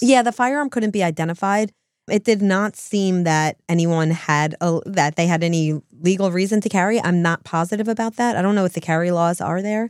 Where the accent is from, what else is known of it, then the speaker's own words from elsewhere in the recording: New Jersey, United States; we're from New Jersey